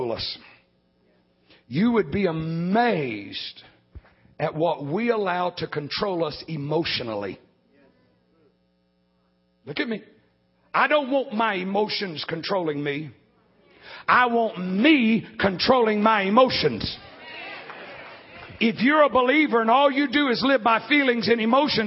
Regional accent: Alabama, United States; I'm from Alabama

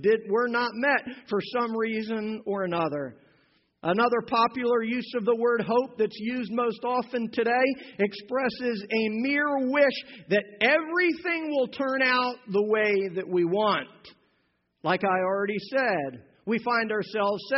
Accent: Pennsylvania, United States; moved away; When I was a kid growing up in Pennsylvania

